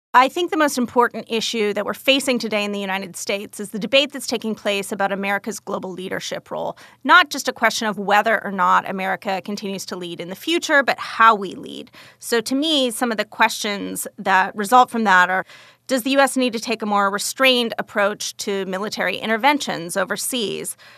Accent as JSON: {"language": "English", "town": "Calgary", "region": "Alberta", "country": "Canada", "tie": "born or raised there", "also_born_or_lived": "Texas", "moved": "yes", "said": "I grew up in Calgary, Canada, out in the Rocky Mountains, but I was actually born in Texas"}